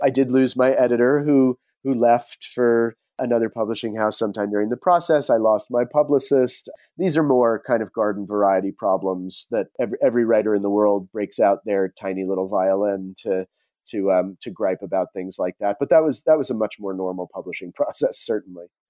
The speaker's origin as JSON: {"language": "English", "region": "New Jersey", "country": "United States", "tie": "born or raised there", "also_born_or_lived": "Rhode Island / California / Peru / Bay Area", "moved": "as an adult", "said": "I grew up on the East Coast. I grew up in New Jersey in a fairly tony suburb of New York"}